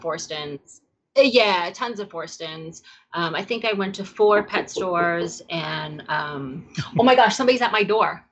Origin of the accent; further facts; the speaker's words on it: New York, United States; moved away as an adult; also born or lived in California; I also am a city girl. I grew up in New York. I went to, you know, high school and college in New York